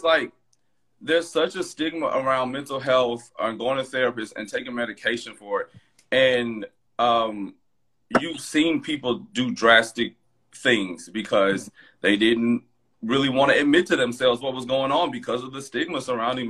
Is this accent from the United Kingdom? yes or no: no; the South, United States; I'm from the South. We grew up poor